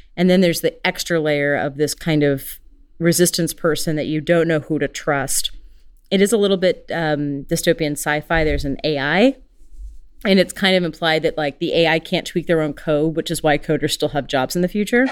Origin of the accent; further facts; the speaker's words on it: United States; I'm very American